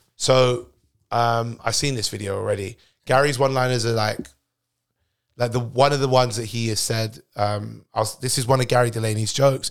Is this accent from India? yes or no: no; United Kingdom; I'm British born